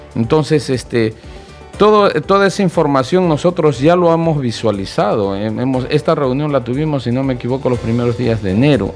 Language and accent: Spanish; Arequipa, Peru; yo soy de Arequipa